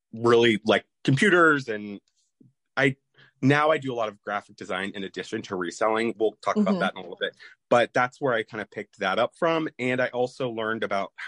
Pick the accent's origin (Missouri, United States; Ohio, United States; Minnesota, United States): Ohio, United States; Columbus; moved away as an adult; also born or lived in Georgia / Maryland; I grew up in Columbus, Ohio